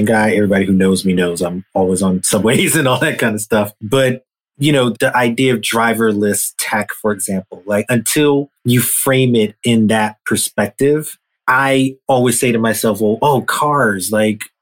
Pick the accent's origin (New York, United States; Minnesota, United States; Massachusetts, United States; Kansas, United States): New York, United States; growing up in New York, you know, late 70s into the 80s